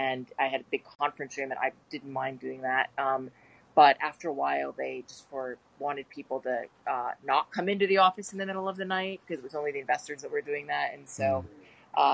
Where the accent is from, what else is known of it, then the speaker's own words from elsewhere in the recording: United States; also born or lived in India; I'm American